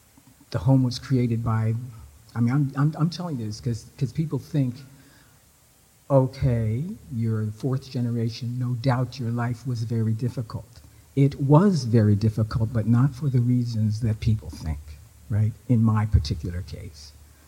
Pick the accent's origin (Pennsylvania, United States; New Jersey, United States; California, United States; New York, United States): Pennsylvania, United States; Philadelphia; moved away as an adult; also born or lived in Canada; now in Sackville, Canada; I was living in Philadelphia. Philadelphia? Yeah, I was born in Philadelphia.